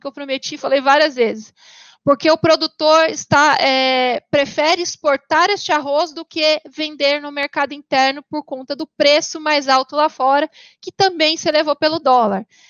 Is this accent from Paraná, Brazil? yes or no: yes; Paraná, Brazil; now in São Paulo, Brazil; eu moro hoje em São Paulo, mas eu sou paranaense